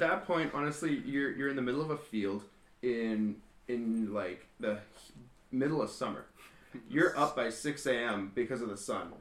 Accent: Kelowna, British Columbia, Canada; we're local from Kelowna

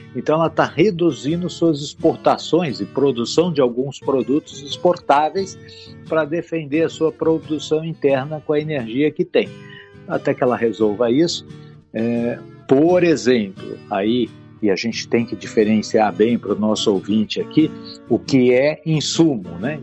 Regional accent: Brazil; nós do Brasil não somos muito diferentes disso

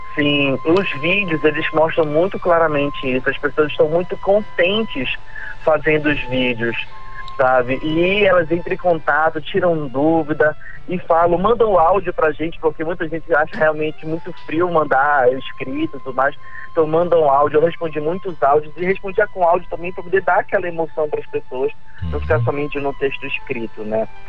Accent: Pará, Brazil; somos paraenses

